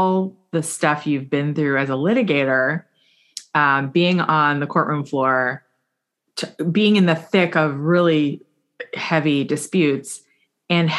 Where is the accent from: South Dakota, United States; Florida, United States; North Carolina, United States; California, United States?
Florida, United States; South; I grew up here in South Florida, because I also grew up here